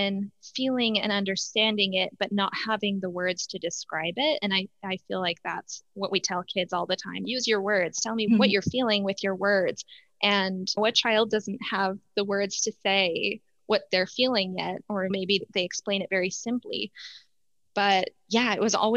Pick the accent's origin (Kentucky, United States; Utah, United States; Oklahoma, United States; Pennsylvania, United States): Utah, United States; I grew up in Utah, and my parents are both immigrants